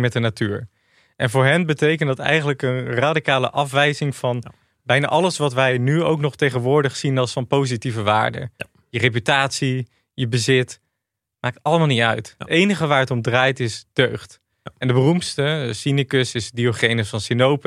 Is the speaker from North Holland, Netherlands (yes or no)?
no; Achterhoek, Gelderland, Netherlands; moved away as an adult; also born or lived in Rotterdam; Ik kwam uit de Achterhoek.